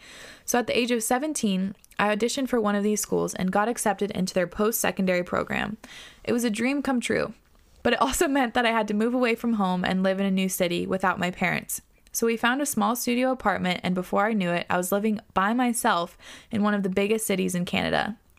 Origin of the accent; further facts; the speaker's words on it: Australia; My parents are from India, but I was born in Australia and have been living here ever since.